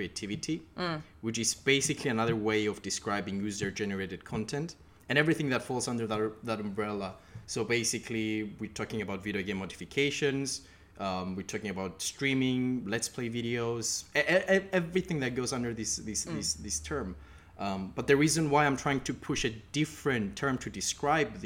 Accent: Cyprus; moved away as an adult; now in United Kingdom; I'm originally from Cyprus, but I've been in the UK for the past 5 years for my studies.

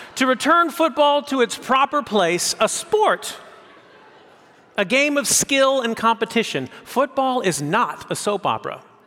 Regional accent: San Francisco Bay Area, California, United States; I grew up in the San Francisco Bay Area

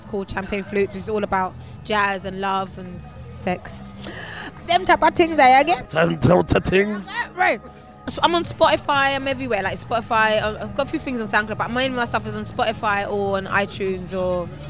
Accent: Germany; moved away; also born or lived in Jamaica; My family's Jamaican originally, but I grew up in Germany. My stepdad was German, so I grew up in Germany as well.

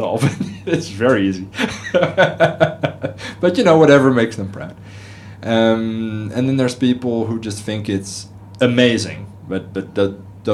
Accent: Netherlands; moved away as an adult; also born or lived in United States / Paris, France; now in Singapore; I'm originally from Holland

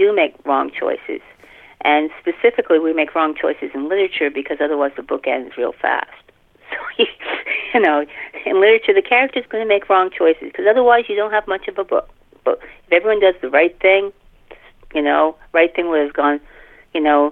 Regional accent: Canada; I'm Canadian, so I watch Canadian TV

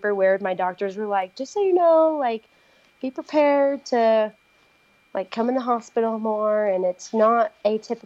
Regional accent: Missouri, United States; also born or lived in West Virginia; now in Utah, United States; I actually grew up in Missouri. So I was born in West Virginia, moved to Missouri, now I'm in Utah

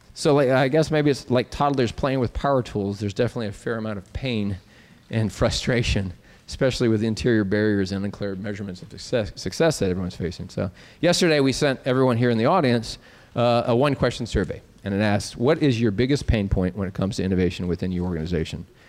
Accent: Nebraska, United States; being from Nebraska, but I'm from Nebraska

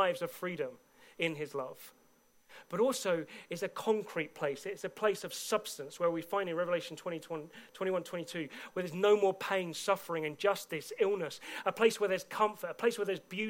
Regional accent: United Kingdom; I've been a British citizen from day one of being born

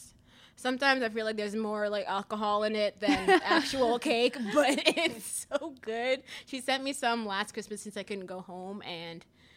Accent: Antigua & Barbuda; also born or lived in South Florida, United States / Mississippi, United States; now in Louisville, United States; I was in Antigua. I grew up in Antigua, by the way. I was born there.

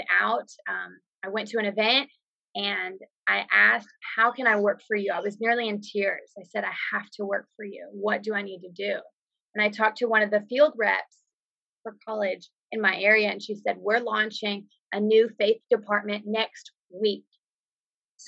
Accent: Texas, United States; I was from Texas

